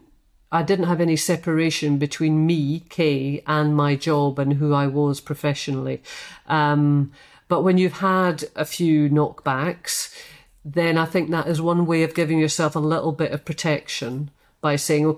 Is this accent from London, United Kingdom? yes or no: no; Scotland, United Kingdom; And I think a lot of that is to do with being Scottish